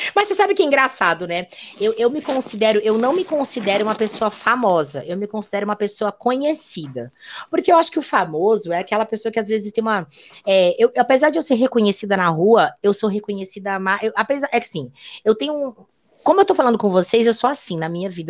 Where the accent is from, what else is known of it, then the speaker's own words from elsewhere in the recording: Rio Grande do Sul, Brazil; moved away as an adult; now in São Paulo, Brazil; eu sou gaúcha